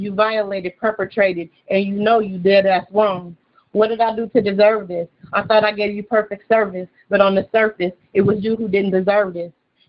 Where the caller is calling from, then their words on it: Beloit, Wisconsin, United States; Okay, so I'm calling from … I'm calling from Beloit, Wisconsin.